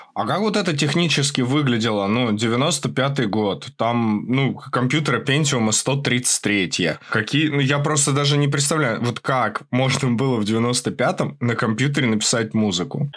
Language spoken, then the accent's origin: Russian; Moscow, Russia; Я рос в Москве, а, и вот в Подмосковье